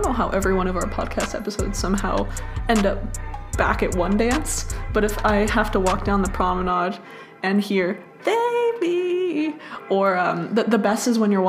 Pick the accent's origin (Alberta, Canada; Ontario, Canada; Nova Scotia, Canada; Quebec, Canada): Ontario, Canada; Toronto; And I'm like, that's me, and I'm from Toronto.